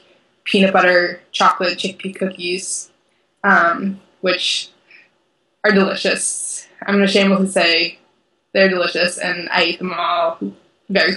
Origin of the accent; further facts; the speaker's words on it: Watertown, Massachusetts, United States; also born or lived in Boston; now in Madison, United States; I grew up in Watertown, which has a wide array of like Armenian markets